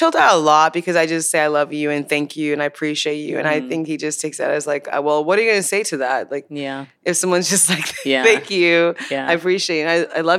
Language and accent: English; Chicago, Illinois, United States; also born or lived in Nigeria; now in Los Angeles, United States; I was born in Nigeria, but I moved to Chicago.